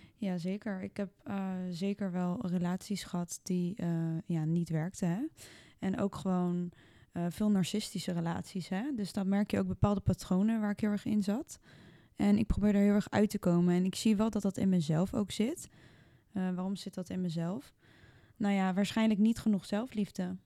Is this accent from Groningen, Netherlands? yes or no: no; The Hague, South Holland, Netherlands; ik kom uit Den Haag